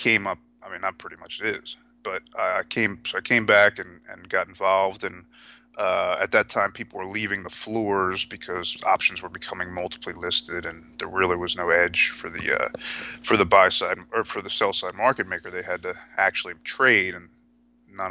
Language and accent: English; New Jersey, United States; Originally, it was growing up in New Jersey